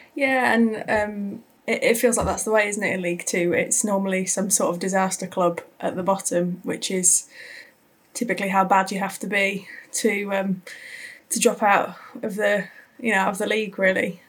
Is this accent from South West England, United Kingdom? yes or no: yes; Wiltshire, South West England, United Kingdom; moved away; I'm from Wiltshire originally